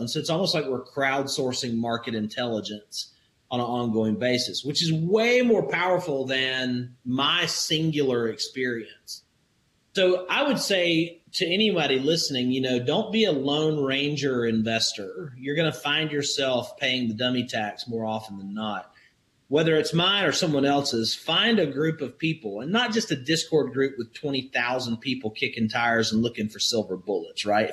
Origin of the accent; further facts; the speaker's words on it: Alabama, United States; I grew up in Alabama in the country where neighbors take care of each other